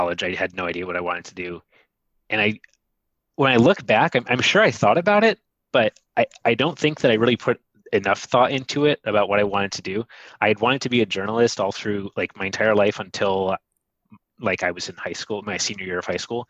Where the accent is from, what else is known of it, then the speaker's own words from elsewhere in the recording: Ann Arbor, Michigan, United States; moved away; I am originally from Michigan. I'm from Ann Arbor